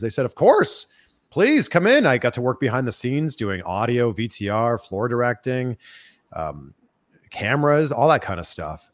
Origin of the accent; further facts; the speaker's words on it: Toronto, Ontario, Canada; moved away as an adult; also born or lived in Cleveland, Ohio; now in United States; I grew up in the Toronto area